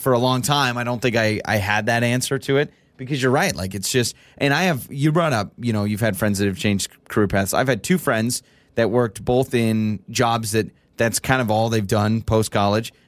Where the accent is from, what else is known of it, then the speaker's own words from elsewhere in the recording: Idaho, United States; I've been born and raised in Idaho, and I've lived in Idaho my entire life